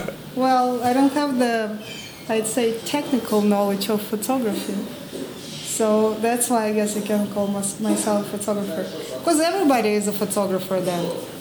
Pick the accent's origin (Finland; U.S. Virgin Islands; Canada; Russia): Russia; moved away as an adult; now in New York, United States; I'm Russian, but been living in New York for the past 7 years and 3 months.